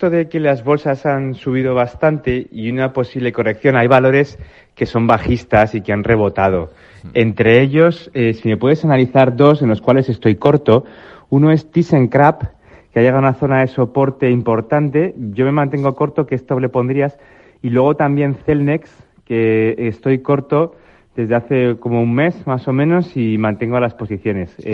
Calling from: Barcelona, Catalonia, Spain; Hola, muy buenos días, Luis Vicente … de Barcelona.

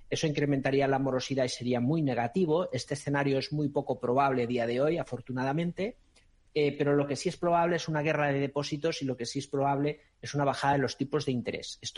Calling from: Madrid, Community of Madrid, Spain; Hola, buenas tardes, soy … de Madrid.

